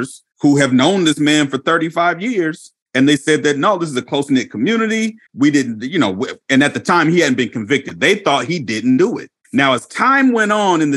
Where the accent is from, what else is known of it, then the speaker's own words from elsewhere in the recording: Inglewood, California, United States; moved away; I was born in Los Angeles. I was born in Inglewood, but I have family members that still live there